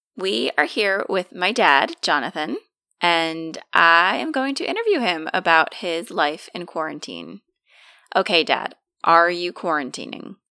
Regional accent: United States; moved away; we are from originally from New York and New Jersey, and we are very friendly people

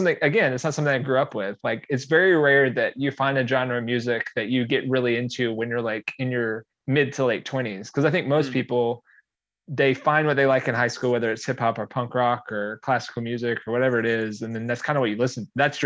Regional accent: Georgia, United States; I grew up in Georgia

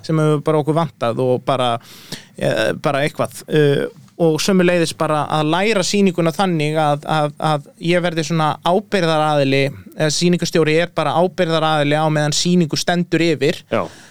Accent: Iceland

